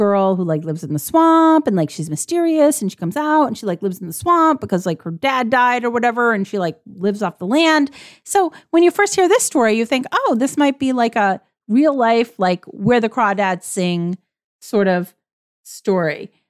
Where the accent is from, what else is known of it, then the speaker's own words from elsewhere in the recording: Vermont, United States; I grew up in Vermont. I had no electricity. I did legit live in the bush compared to these boys.